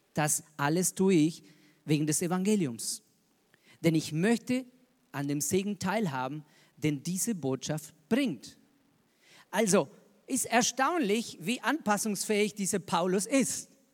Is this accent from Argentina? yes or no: yes; Argentina; moved away as an adult; also born or lived in Zürich, Switzerland; now in Regensburg, Germany; Ich bin Argentinier